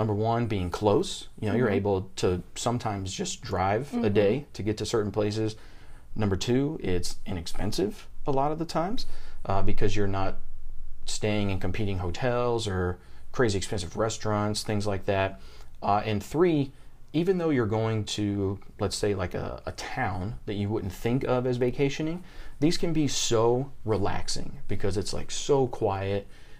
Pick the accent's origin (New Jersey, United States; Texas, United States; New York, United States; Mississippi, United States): Mississippi, United States; Madison; moved away; I am originally from Madison, Mississippi. That is right in the middle of the state, 3 hours north of New Orleans, 3 hours south of Memphis. Absolutely nothing happens there.